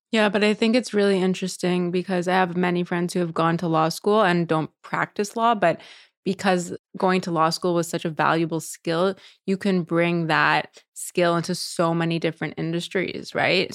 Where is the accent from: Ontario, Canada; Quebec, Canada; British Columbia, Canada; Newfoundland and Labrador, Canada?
Quebec, Canada; Montreal; moved away; I grew up in Montreal, which is a very, you know, sheltered community.